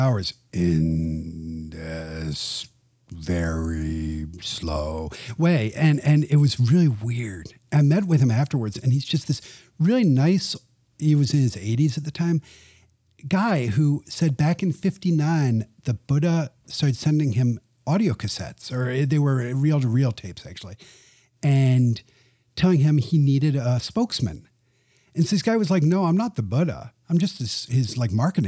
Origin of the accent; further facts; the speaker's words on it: London, United Kingdom; moved away; also born or lived in Nashville, Tennessee / China; I was born in Nashville, Tennessee. Grew up in parents are from Bowling Green, Kentucky. But I grew up in London, England